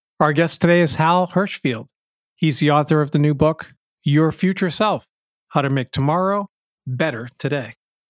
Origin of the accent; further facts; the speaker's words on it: Boston, Massachusetts, United States; my hometown newspaper, the Boston Globe